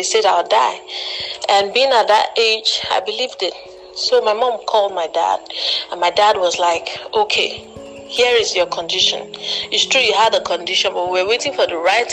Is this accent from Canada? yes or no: no; Anambra, Nigeria; now in Enugu State, Nigeria; I'm from Anambra by birth and by marriage. I'm presently based in Enugu State